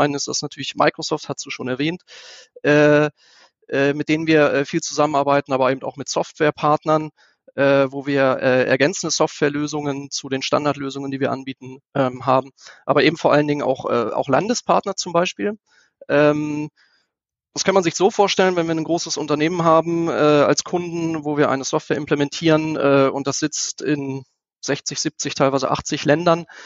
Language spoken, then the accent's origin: German; Einbeck, Lower Saxony, Germany; born there; now in Göttingen, Germany; 43 Jahre alt, gebürtig aus Einbeck, wohne jetzt seit über 20 Jahren äh, in Göttingen, fühle mich hier sehr wohl.